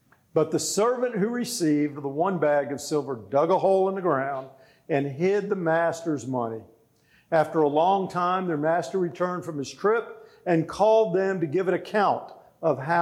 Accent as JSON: {"language": "English", "region": "South Florida", "country": "United States", "tie": "born or raised there", "moved": "yes", "said": "I grew up in South Florida, surrounded by Spanish culture"}